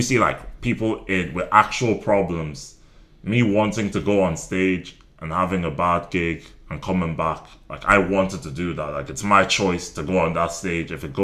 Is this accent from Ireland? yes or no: yes; Ireland; also born or lived in Nigeria; I grew up in Ireland, my household was still very, very Nigerian